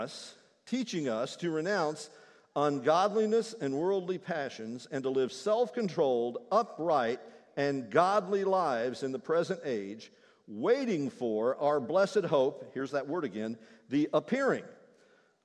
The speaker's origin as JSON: {"language": "English", "region": "Kentucky", "country": "United States", "said": "I'm from Kentucky"}